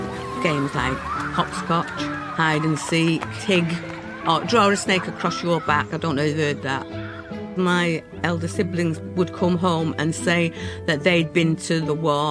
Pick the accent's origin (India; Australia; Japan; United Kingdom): United Kingdom; Manchester, North West England; I was born in Deansgate. I believe it's called Castlefield now, and I have very fond memories of the place. The house that we lived in only had gaslight